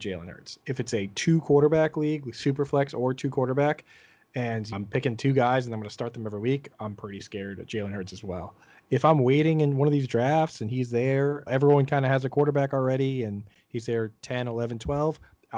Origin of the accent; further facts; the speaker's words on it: Boston, Massachusetts, United States; we're from Boston